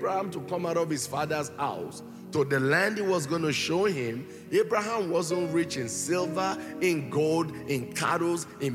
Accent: Nigeria; I was born and raised here in Nigeria

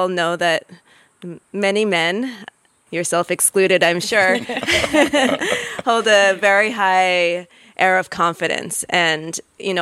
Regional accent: United States; moved away as an adult; also born or lived in Nigeria; I am American

